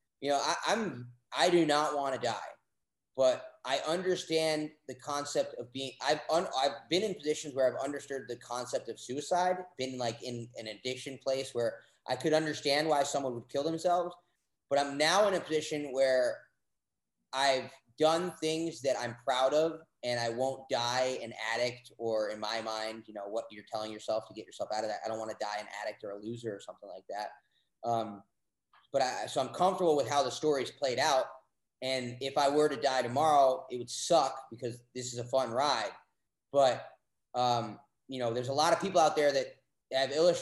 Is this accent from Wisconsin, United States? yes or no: no; New York, United States; now in Austin, United States; I'm from New York